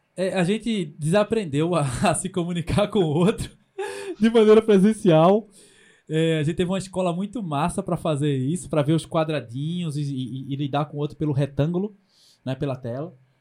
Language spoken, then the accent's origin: Portuguese; Pernambuco, Brazil; eu sou do Nordeste do Brasil, mesmo as pessoas não entendendo o que, que é Pernambuco